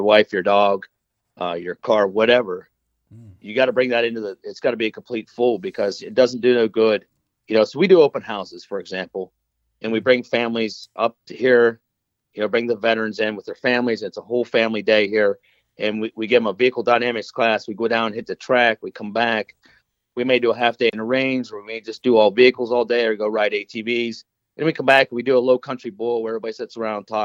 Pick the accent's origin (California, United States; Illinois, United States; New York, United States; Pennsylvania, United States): Pennsylvania, United States; now in North Carolina, United States; I'm originally from Pennsylvania.